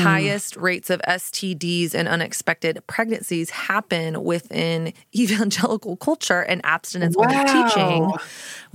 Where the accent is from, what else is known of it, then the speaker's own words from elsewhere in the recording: Texas, United States; I grew up in Texas.